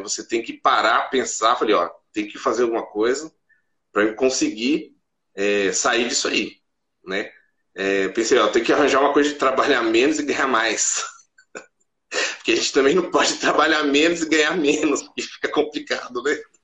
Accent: Mogi das Cruzes, São Paulo, Brazil; eu sou de Mogi das Cruzes, São Paulo

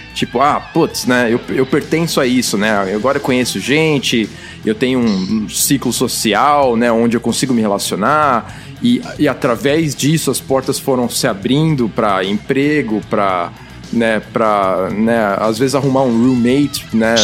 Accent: Brazil; now in Vancouver area, Canada; tava crescendo no Brasil

